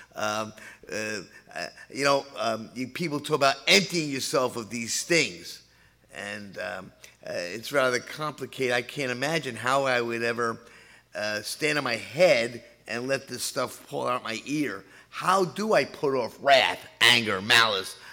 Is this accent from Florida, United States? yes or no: no; New York City, New York, United States; moved away; also born or lived in Levittown; I'm the boy from New York City